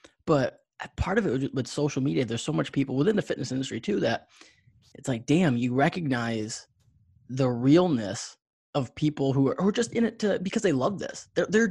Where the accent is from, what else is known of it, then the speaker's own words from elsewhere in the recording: New York, United States; I grew up in New York